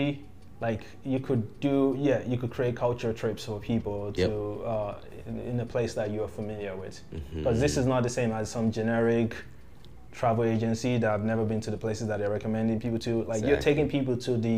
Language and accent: English; Nigeria; moved away; I'm from Nigeria